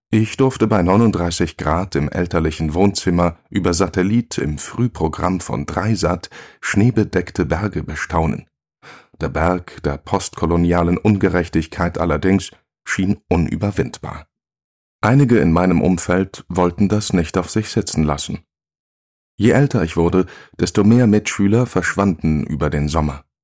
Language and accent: German; Morocco; Doch während meiner Jugend in Marokko konnte ich aus der Nähe beobachten, dass nicht alle Menschen das Privileg haben, diese schönste Jahreszeit zu genießen